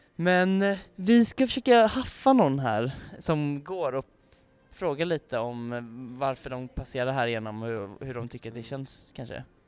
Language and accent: Swedish; Gothenburg, Västra Götaland, Sweden; både jag och Samuel är ju infödda göteborgare